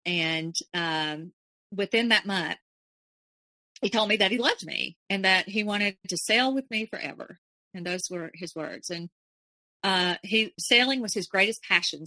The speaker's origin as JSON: {"language": "English", "region": "Alabama", "country": "United States", "said": "I was from Alabama"}